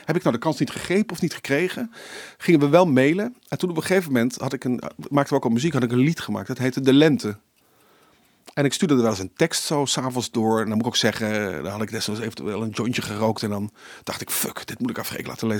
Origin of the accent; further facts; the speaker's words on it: Limburg, Netherlands; En dan moet je als Limburgse jongen, eh, je doet eerst voor je gedoopt, dan doe je de communie en dan het vormsel.